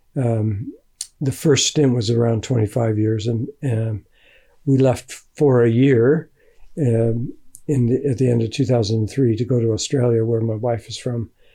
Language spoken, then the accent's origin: English; United States; moved away as an adult; also born or lived in England; now in Findhorn, United Kingdom; I grew up in America